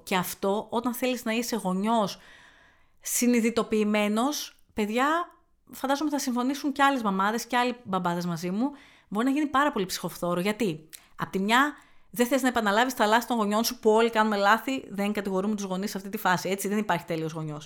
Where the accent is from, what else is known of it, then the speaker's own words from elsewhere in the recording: Thessaloniki, Central Macedonia, Greece; also born or lived in Athens; now in Chalkidiki, Greece; όταν χώρισα και έφυγα από την Αθήνα, επέστρεψα Θεσσαλονίκη